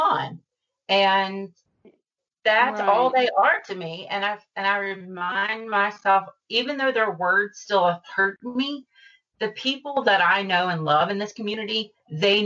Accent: the South, United States; I'm from the South

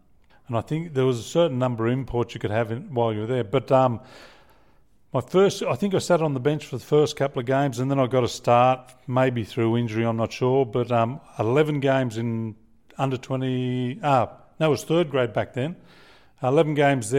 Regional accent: Dubbo, New South Wales, Australia; moved away as an adult; also born or lived in Bourke / Sydney; So I was born in Bourke, raised in Dubbo until the age of 19 when I left to come to Sydney

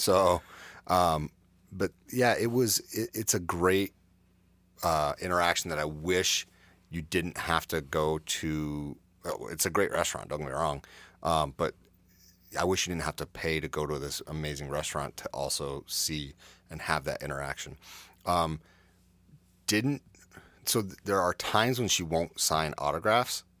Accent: Adirondacks, New York, United States; I grew up in the Adirondacks

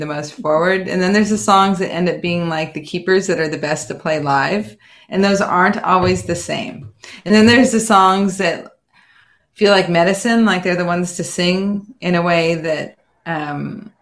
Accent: California, United States; I grew up in California, lived in various places in the country, but I've been in California most of my life

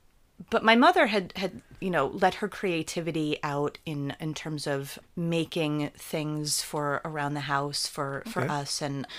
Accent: New Jersey, United States; In New Jersey. So New Jersey, okay. I was born in New Jersey, and central New Jersey.

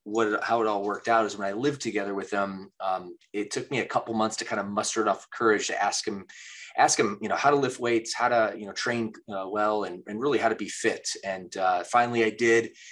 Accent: Midwest, United States; moved away as an adult; also born or lived in Michigan; now in California, United States; I grew up in the Midwest

